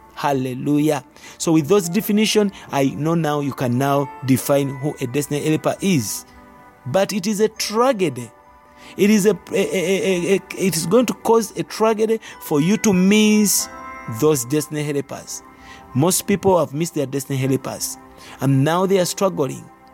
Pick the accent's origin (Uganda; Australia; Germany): Uganda; our country is a third world country, but Uganda is in Africa. That's where we come from